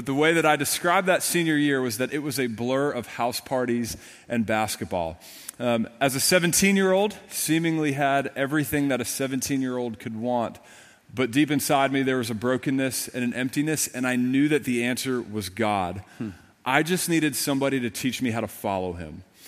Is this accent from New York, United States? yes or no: yes; Long Island, New York, United States; when I was growing up on Long Island, New York. Had an amazing family, amazing parents. I grew up in a Roman Catholic home